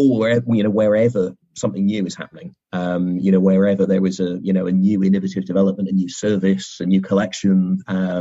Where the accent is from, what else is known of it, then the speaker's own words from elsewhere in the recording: Bristol, South West England, United Kingdom; Bristol, in my hometown where I grew up.